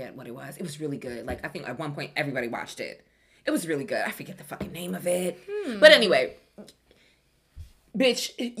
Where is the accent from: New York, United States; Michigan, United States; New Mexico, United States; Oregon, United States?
New York, United States; I'm not aggressive. I'm from New York. And I'm a Caribbean thing.